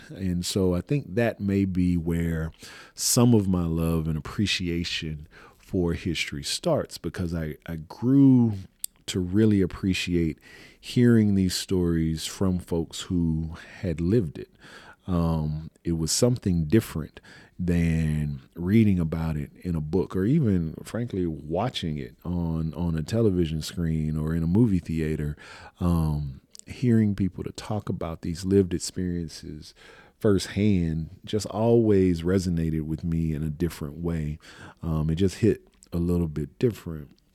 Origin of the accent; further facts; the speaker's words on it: Houston, Texas, United States; I was born and raised in Houston, Texas.